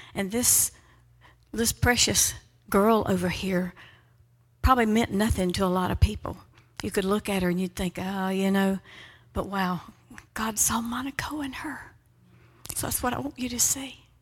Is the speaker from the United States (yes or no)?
yes; Georgia, United States; we are from Georgia